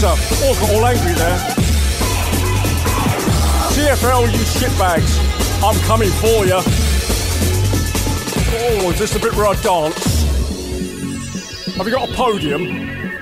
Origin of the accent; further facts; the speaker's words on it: London, United Kingdom; I'm from London. Born and bred.